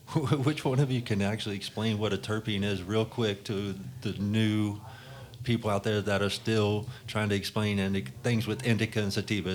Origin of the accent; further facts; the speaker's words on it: West Virginia, United States; I'm from West Virginia